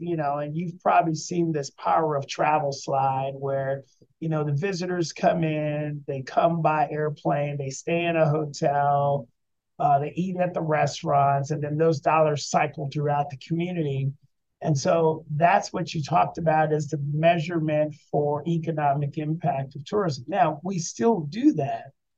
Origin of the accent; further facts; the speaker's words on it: Denver, Colorado, United States; moved away as an adult; also born or lived in Richmond; now in Louisville, United States; I'm from Denver originally.